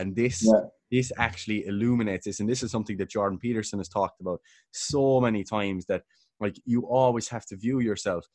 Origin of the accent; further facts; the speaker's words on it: Killarney, Munster, Ireland; moved away as an adult; now in Cork, Ireland; I'm from Killarney, currently living in Cork.